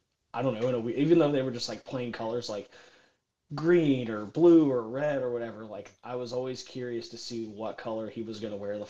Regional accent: Middle Tennessee, United States; I grew up in Middle Tennessee

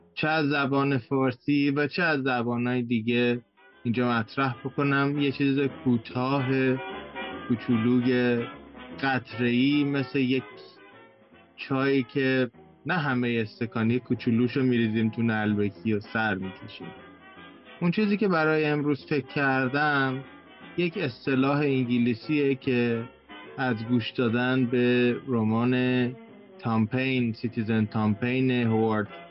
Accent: Iran; now in Canada; ماهایی که خارج از ایران هستیم

